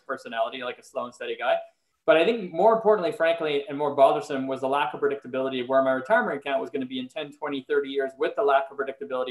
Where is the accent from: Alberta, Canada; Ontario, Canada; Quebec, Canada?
Quebec, Canada; Montreal; moved away as an adult; also born or lived in Philadelphia, United States; now in Los Angeles, United States; I am originally from Montreal, Canada, and I moved to Philly in 1998